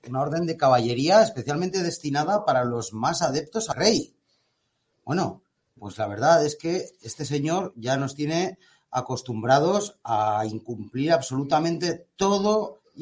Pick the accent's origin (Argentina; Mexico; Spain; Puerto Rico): Spain; Basque Country; Aquí en mi tierra, en el País Vasco